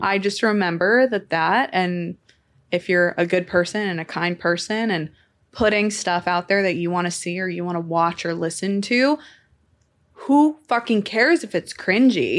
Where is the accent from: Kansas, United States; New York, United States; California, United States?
California, United States; Temecula; I'm from Temecula, California